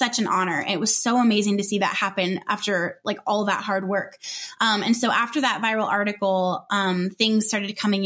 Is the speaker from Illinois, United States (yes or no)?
no; Southern California, United States; moved away as an adult; also born or lived in Northwest Arkansas; So we're from Southern California and we were moved to Northwest Arkansas